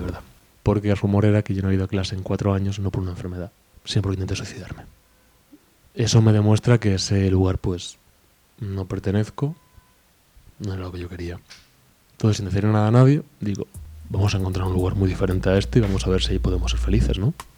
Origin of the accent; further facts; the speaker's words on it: Spain; also born or lived in Mexico; soy español.